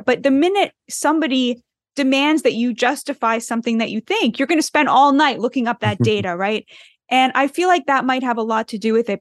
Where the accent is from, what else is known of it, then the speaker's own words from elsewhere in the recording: United States; I'm too American